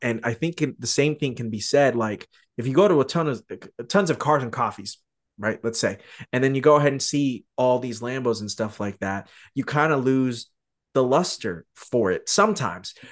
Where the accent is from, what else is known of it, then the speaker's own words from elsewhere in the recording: Tucson, Arizona, United States; I grew up in Tucson, uh, which is just south of H, uh, of Phoenix